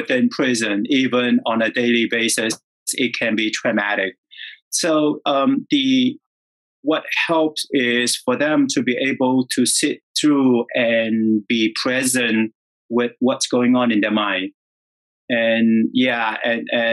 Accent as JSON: {"language": "English", "country": "Vietnam", "tie": "born or raised there", "moved": "yes", "said": "I was born and raised in Vietnam"}